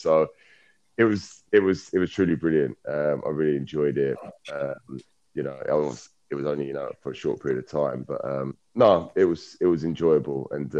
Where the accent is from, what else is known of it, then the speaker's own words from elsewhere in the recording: London, United Kingdom; moved away as an adult; I was then playing for my local borough, which was Hounslow. I grew up in West London